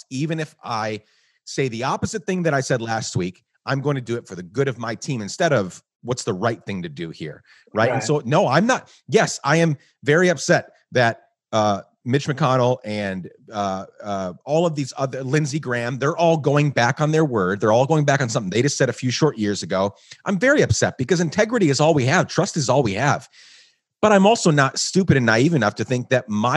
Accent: Guatemala; moved away as an adult; also born or lived in New York; now in United States; I was born in New York, but I grew up in Guatemala

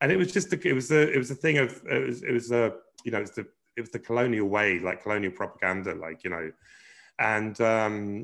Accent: London, United Kingdom; moved away as an adult; now in Ireland; we were really lucky growing up in Brixton

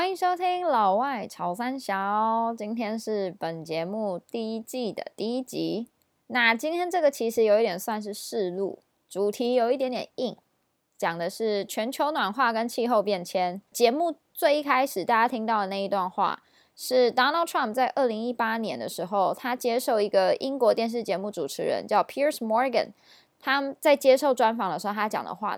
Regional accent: Taiwan; 我们台湾人

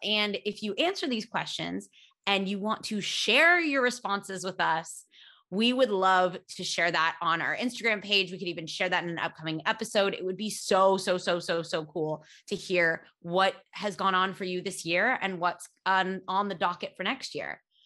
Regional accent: United States; accent: American; when I was little, I used to be so embarrassed of my American accent

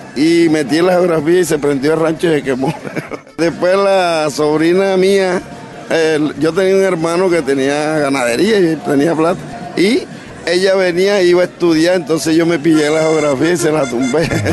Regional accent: San Ángel, Magdalena, Colombia; also born or lived in Plato, Magdalena / San Roque; now in Cartagena, Colombia; Yo soy, nací en San Ángel, mi papá sanjuanero se ha criado más bien en San Juan y Plato, y estuve entre esos dos entre esas dos partes

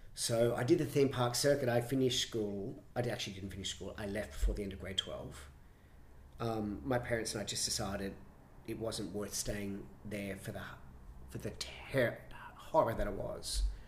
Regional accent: Brisbane, Queensland, Australia; moved away; also born or lived in London; growing up in Brisbane

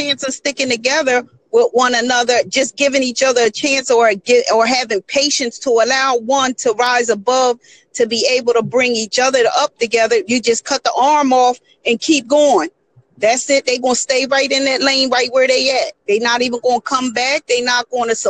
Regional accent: Camden, New Jersey, United States; also born or lived in Philadelphia; now in South Jersey, United States; I grew up in Camden, New Jersey

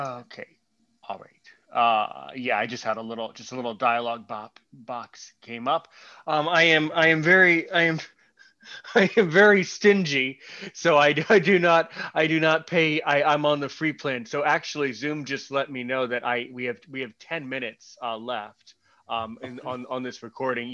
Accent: United States; was born in America

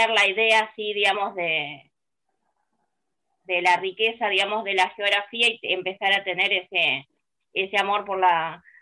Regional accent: Buenos Aires, Argentina; soy de Buenos Aires

